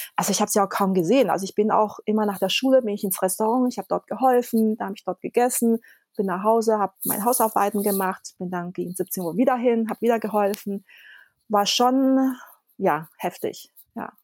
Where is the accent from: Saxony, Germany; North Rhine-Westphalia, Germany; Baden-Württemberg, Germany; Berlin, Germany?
Baden-Württemberg, Germany; Konstanz; German is a second language; also born or lived in Taiwan; Ich bin ja in Konstanz und auf der Insel Reichenau aufgewachsen.